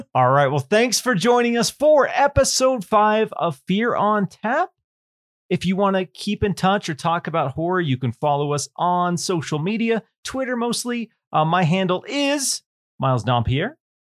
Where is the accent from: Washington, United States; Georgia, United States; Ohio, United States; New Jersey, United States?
Washington, United States; growing up in Washington State, Bigfoot. There's a lot of woods